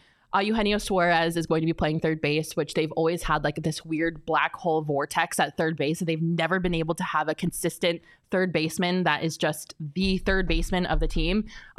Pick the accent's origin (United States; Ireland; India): United States; Colorado; I have to say, though, and I know this is just because I'm from Colorado